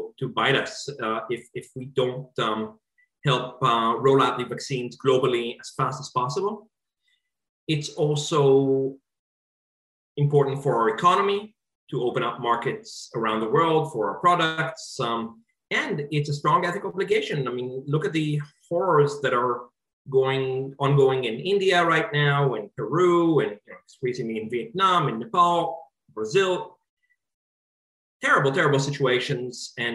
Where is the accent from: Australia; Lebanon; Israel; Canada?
Israel; now in United States; my home country, Israel